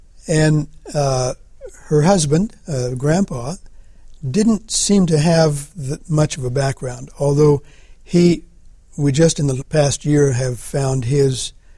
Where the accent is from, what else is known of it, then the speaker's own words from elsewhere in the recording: Garden City, Kansas, United States; I was born in Garden City, Kansas, southwest corner of Kansas